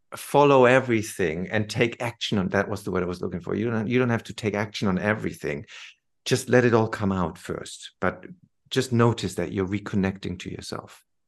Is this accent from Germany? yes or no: yes; Germany; moved away as an adult; also born or lived in London; I came back to Germany